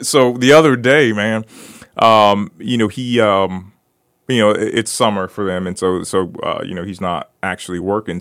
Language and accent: English; Brooksville, Florida, United States; I grew up in Brooksville